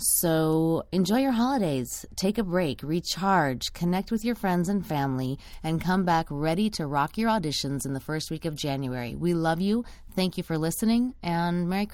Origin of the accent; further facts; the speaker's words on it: Texas, United States; moved away; also born or lived in Austin, Texas; I also am originally from Texas